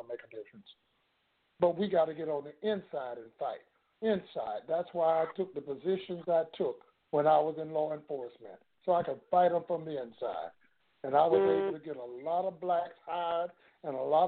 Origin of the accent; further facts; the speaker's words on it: Florida, United States; my hometown down here in Florida